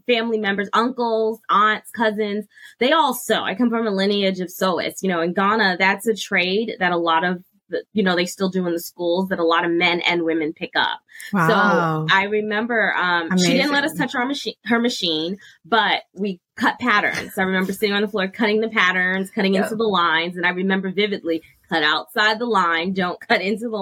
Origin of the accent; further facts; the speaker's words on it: New York City, New York, United States; moved away; also born or lived in Plano, Texas; I'm from New York City